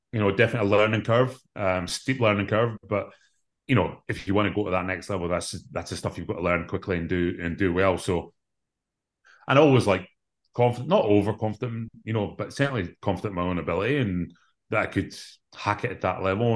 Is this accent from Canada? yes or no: no; Scotland, United Kingdom; growing up in Scotland